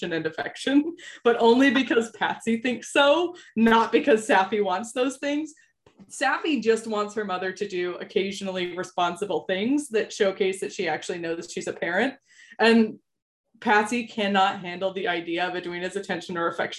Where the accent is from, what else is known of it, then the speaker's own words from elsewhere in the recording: United States; as an American